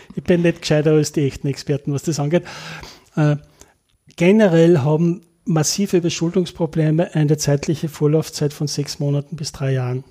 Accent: Linz, Upper Austria, Austria; moved away as an adult; also born or lived in Innsbruck; now in Linz, Austria; als geborener Oberösterreicher und maturiert in Linz

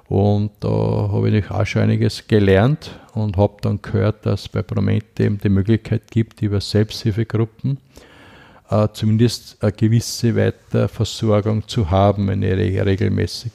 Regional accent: Haugsdorf, Lower Austria, Austria; moved away as an adult; also born or lived in Hollabrunn / Vienna; ich komme aus Niederösterreich

